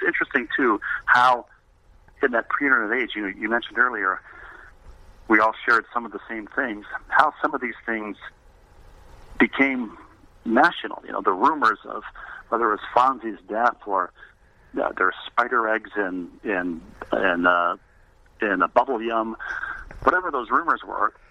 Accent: Bloomington, Minnesota, United States; also born or lived in Elmhurst, Illinois; I grew up in Bloomington, Minnesota, suburban Minneapolis

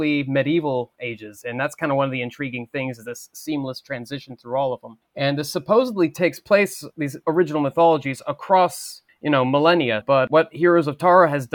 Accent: Cincinnati, Dayton area of Ohio, United States; I'm from the Cincinnati, Dayton area of Ohio

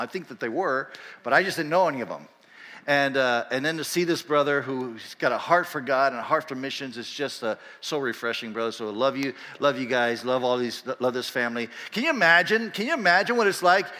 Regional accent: Panama; moved away; also born or lived in Bangladesh; we're both from Panama, okay? There's a little bit of a generation gap because I, I left Panama in 1980.

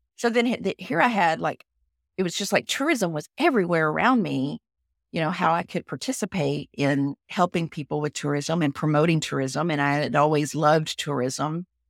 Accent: Texas, United States; accent: Southern; I am a Texan. You can tell from my accent. I'm sh, I'm a Southern girl. and I'm a fifth generation Texan

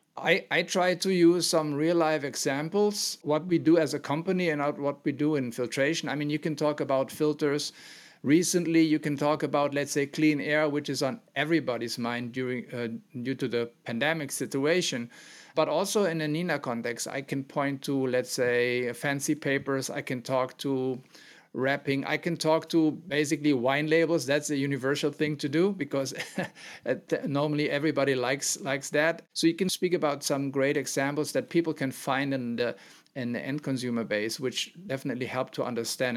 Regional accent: Mönchengladbach, North Rhine-Westphalia, Germany; also born or lived in Aachen; I'm born and raised in the center of Germany more, and so not in Bavaria, in a very small town that is part of a city of Mönchengladbach

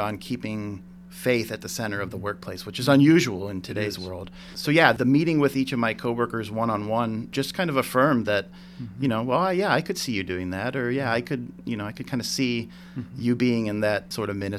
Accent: Cortland, Ohio, United States; moved away as an adult; also born or lived in North Carolina; I grew up in Cortland, Ohio.

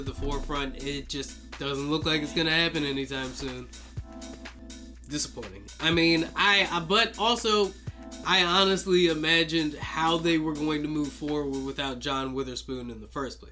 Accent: United States; I'm an American

